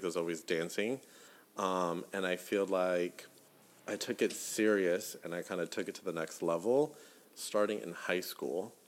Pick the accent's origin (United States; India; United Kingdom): United States; the South; growing up in the South